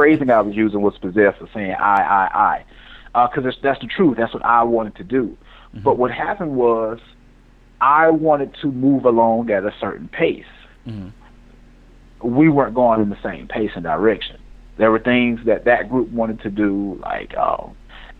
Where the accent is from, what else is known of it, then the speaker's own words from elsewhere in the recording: Mobile, Alabama, United States; now in Montgomery, United States; my hometown Mobile